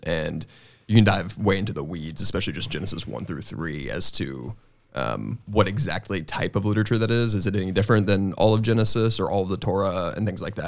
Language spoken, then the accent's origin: English; Northwest Arkansas, United States; growing up just here in Northwest Arkansas